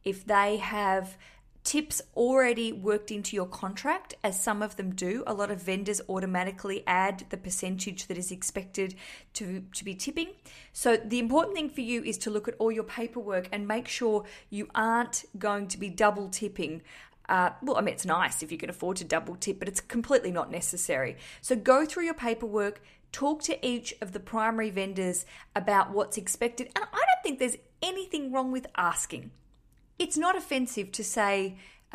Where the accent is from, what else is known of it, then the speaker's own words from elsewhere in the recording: Australia; now in London, United Kingdom; I'm an Australian broadcasting from London